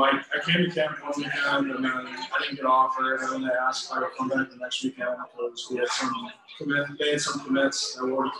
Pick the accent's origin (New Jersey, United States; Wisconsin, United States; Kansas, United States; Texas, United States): Wisconsin, United States; Brookfield; I'm from Brookfield, Wisconsin